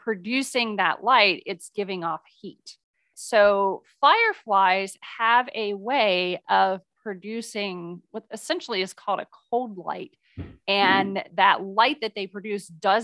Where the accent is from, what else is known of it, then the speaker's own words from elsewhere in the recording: Midwest, United States; I grew up in the Midwest